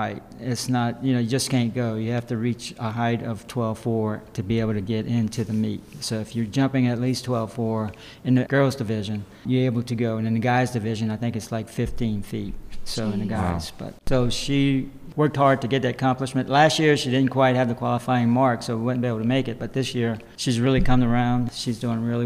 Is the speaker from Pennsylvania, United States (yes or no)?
no; Montegut and Bourg, near Houma, Louisiana, United States; I grew up in Montague and Burke